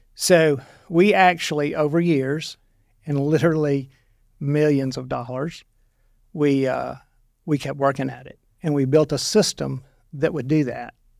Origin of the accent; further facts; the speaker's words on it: Monroe, Louisiana, United States; moved away as an adult; also born or lived in Stuttgart, Arkansas; now in Arkansas, United States; I'm from Louisiana